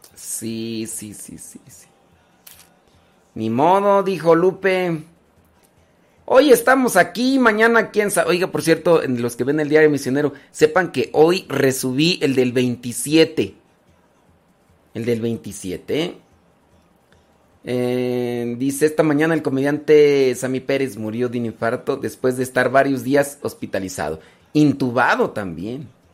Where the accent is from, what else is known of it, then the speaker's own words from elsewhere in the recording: Mexico; yo soy mexicano